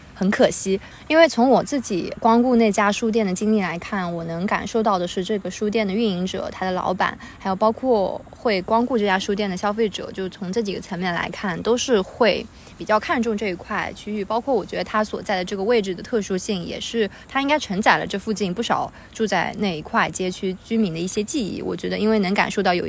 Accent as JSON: {"language": "Chinese", "town": "Hangzhou", "region": "Zhejiang", "country": "China", "tie": "born or raised there", "also_born_or_lived": "United Kingdom", "moved": "as an adult", "lives_now": "Shanghai, China", "said": "因为小时候一直到十八岁，我都是在杭州成长，然后后面上大学去了上海，也去了英国上学，包括现在又在上海工作，"}